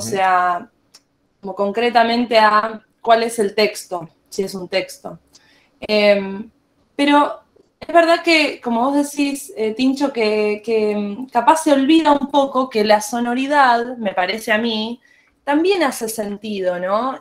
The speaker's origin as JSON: {"language": "Spanish", "region": "Buenos Aires", "country": "Argentina", "said": "soy una música de Buenos Aires, Argentina."}